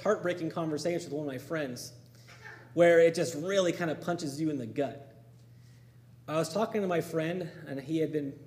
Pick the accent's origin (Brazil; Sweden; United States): United States; Campo, California; my hometown in Campo, right on the Mexican border